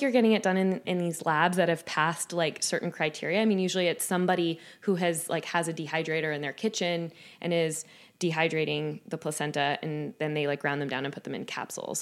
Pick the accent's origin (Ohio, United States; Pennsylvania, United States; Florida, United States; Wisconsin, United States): Florida, United States; Jacksonville; moved away as an adult; now in Saint Louis, United States; my hometown in Jacksonville, Florida